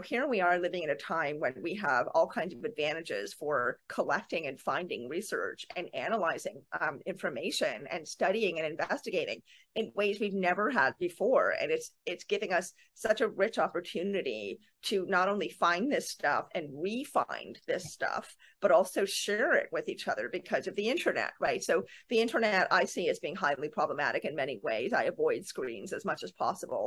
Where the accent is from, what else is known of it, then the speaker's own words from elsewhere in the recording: Canada; I'm Canadian